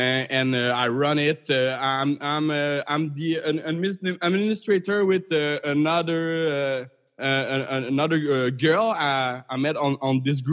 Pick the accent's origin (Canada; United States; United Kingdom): Canada; as a Canadian